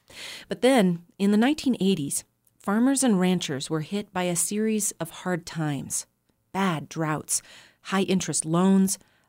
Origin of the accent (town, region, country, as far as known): Walden, Colorado, United States; born or raised there; moved away